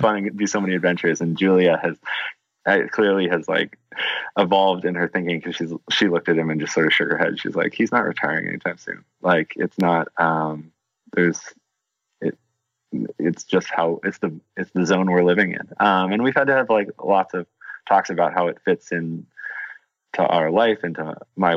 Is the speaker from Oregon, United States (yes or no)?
yes; Portland, Oregon, United States; growing up in Portland